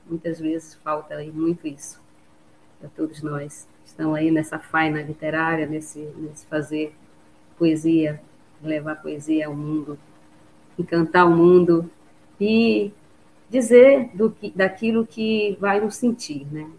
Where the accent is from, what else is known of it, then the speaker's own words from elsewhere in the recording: Bragança, Pará, Brazil; moved away; eu sou bragantina, eu venho de Bragança, amo minha terra